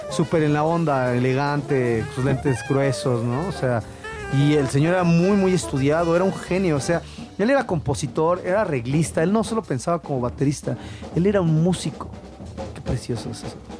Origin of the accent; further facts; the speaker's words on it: Mexico City, Mexico; accent: chilango; first language Spanish; A mí me encanta mi acento chilango.